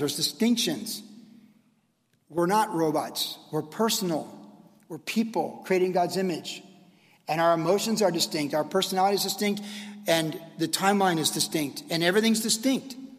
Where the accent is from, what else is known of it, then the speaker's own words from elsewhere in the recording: United States; also born or lived in Costa Mesa, California; as an American citizen